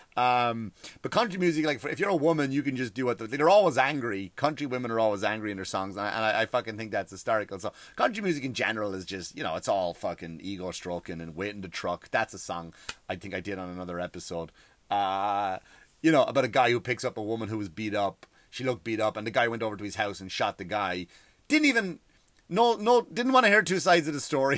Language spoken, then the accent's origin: English; Ireland; now in United States; I love being from Ireland